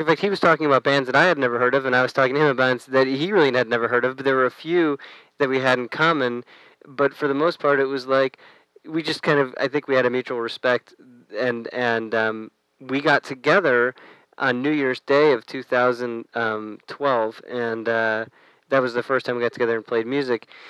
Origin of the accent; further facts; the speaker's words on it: United States; I grew up right outside of New York